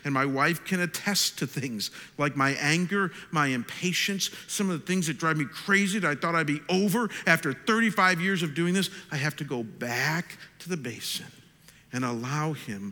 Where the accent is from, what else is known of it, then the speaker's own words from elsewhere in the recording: Chagrin Falls, Ohio, United States; moved away as an adult; my hometown of Chagrin Falls, Ohio.